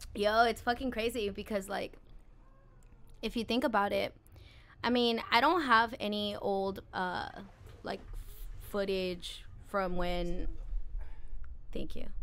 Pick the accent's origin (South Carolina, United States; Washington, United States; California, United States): California, United States; Santa Maria; also born or lived in Lompoc, California; I was born in Santa Maria, um, and then I we moved to Lompoc when I was about like eight years old